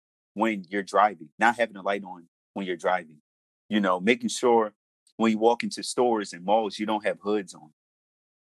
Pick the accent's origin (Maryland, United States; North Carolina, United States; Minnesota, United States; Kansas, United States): Maryland, United States; Baltimore; I'm from Baltimore. I grew up in inner city Baltimore